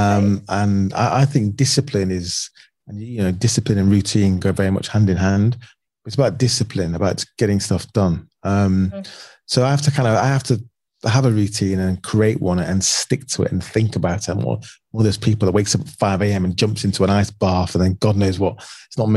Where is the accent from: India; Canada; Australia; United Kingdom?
United Kingdom; Manchester, North West England; moved away as an adult; now in London, United Kingdom; I grew up a lot of time growing up in Manchester.